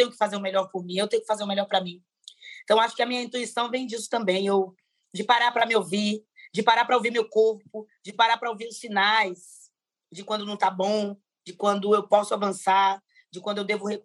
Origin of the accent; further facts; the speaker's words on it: Bahia, Brazil; moved away; porque eu vim da Bahia com meus irmãos para morar em ocupação, né? Foi meu primeiro contato com o Movimento Sem Teto, quando a gente sai da Bahia, bem migrante, né?